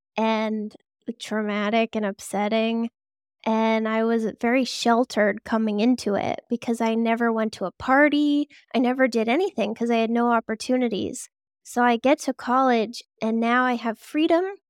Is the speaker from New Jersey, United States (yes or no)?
no; Boston, Massachusetts, United States; always from here. So, I grew up in the suburbs in the Boston area, and now I'm just a bit closer to Boston.